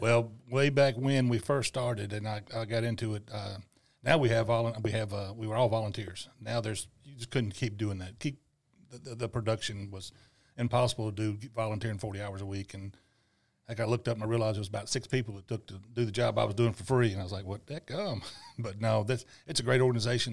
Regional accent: Tunica, Mississippi, United States; tunica was a, was my hometown

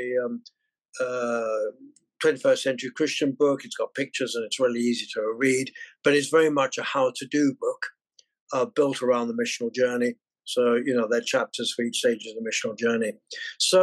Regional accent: England, United Kingdom; accent: English; forgive my English accent

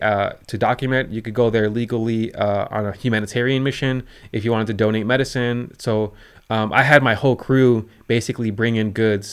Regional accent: Chicago, Illinois, United States; born there; I was born in Chicago.

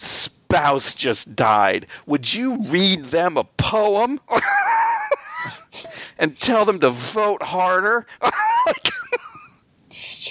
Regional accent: Albany, New York, United States; I grew up in Albany, New York

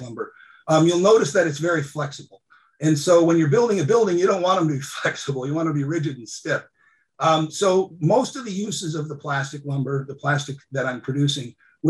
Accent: Cordova, Alaska, United States; I grew up in Cordova, Alaska

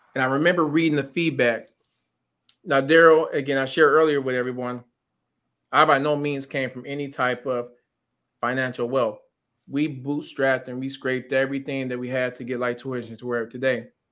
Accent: Pontiac, Michigan, United States; growing up in Pontiac

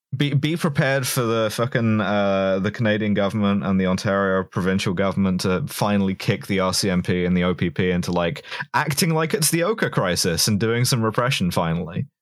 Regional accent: England, United Kingdom; as an English woman

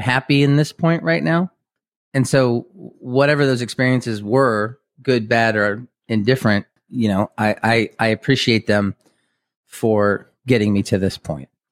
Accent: Kansas City, Missouri, United States; moved away as an adult; also born or lived in Boston; now in Lawrence, Kansas, United States; we grew up in Kansas City, and I grew up on the Missouri side

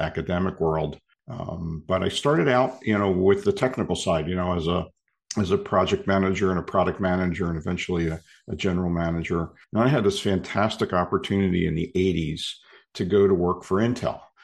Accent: Philadelphia, Pennsylvania, United States; born and raised in Philly, in Philadelphia area

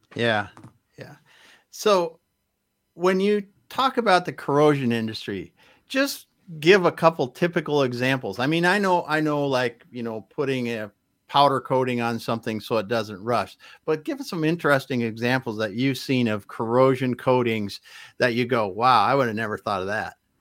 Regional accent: Midwest, United States; now in Seattle, United States; growing up in the Midwest, we just didn't have earthquakes.

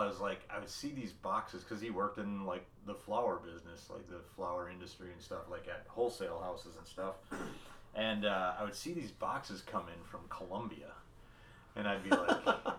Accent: Merrill, United States; I grew up in Merrill

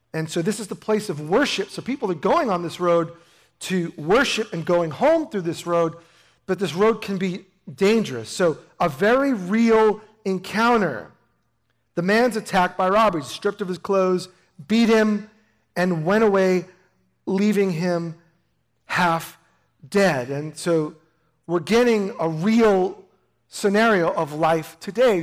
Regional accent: New York, United States; moved away; I grew up in New York

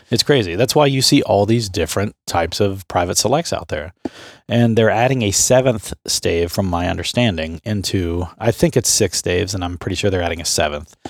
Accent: Southeastern Ohio, United States; I grew up in Southeastern Ohio

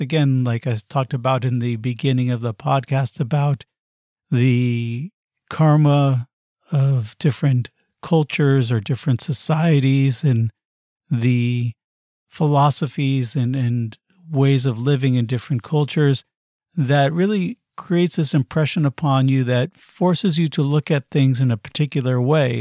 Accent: United States; also born or lived in Arizona / Los Angeles / New York; growing up in the U S

